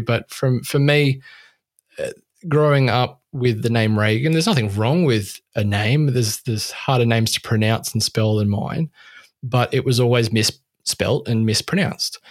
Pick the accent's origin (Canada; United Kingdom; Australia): Australia; I'm Australian